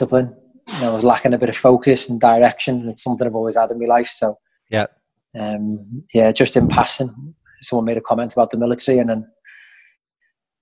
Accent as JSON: {"language": "English", "town": "West Kirby", "region": "North West England", "country": "United Kingdom", "tie": "born or raised there", "said": "about Merseyside, bounced around a bit, but yeah, the Wirral, and spent most of my adolescent life in West Kirby"}